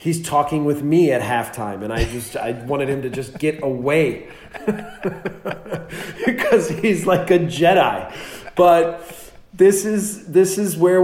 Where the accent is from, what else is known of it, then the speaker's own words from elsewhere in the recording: United States; moved away as an adult; now in Germany; as an American